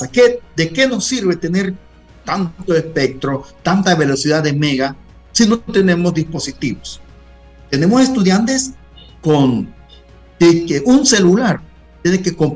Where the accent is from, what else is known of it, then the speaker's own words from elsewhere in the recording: Guna Yala, Panama; yo soy de Cunayala